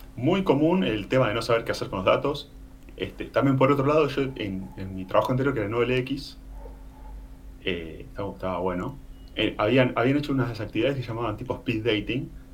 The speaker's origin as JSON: {"language": "Spanish", "town": "Necochea", "region": "Buenos Aires Province", "country": "Argentina", "tie": "born or raised there", "moved": "as an adult", "lives_now": "Punta del Este, Uruguay", "said": "soy nativo de Necochea, provincia de Buenos Aires, ciudad de playa"}